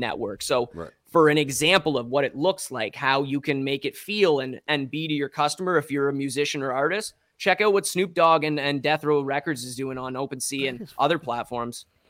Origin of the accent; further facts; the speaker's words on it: Strathroy, Ontario, Canada; now in London, Canada; I'm originally from Strathroy, an even smaller town